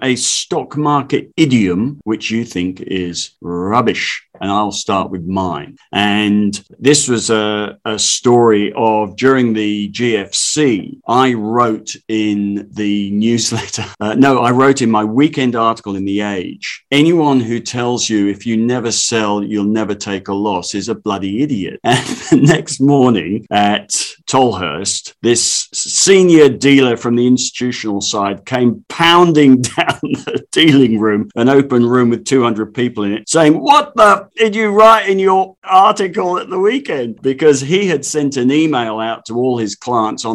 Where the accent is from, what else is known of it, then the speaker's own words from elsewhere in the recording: London, United Kingdom; now in Australia; I grew up in the East End of London